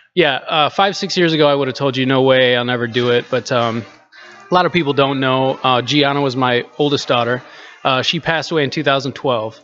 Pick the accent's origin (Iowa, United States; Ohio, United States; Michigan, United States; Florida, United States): Iowa, United States; Cedar Rapids; moved away as an adult; also born or lived in Chicago / Des Moines; here in, in my hometown